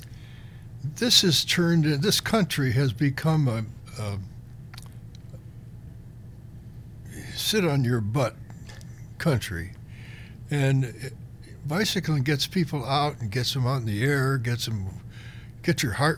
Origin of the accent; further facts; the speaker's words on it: Cleveland, Ohio, United States; moved away; I grew up in Cleveland